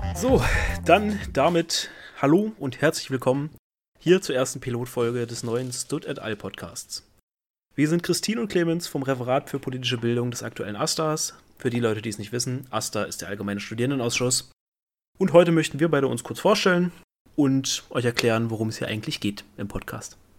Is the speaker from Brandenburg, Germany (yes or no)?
yes; Brandenburg, Germany; now in Giessen, Germany; ich komme aus Brandenburg